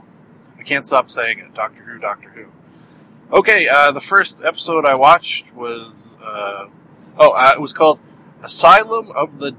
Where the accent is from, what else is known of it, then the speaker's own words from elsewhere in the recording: Canada; accent: Canadian; my Canadian accent